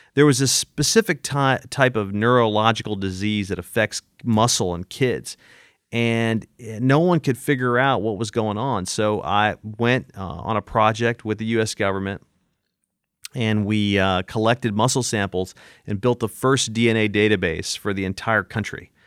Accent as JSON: {"language": "English", "town": "Manchester", "region": "Tennessee", "country": "United States", "tie": "born or raised there", "also_born_or_lived": "Nashville, Tennessee", "said": "Manchester, Tennessee, where I grew up in Coffee County"}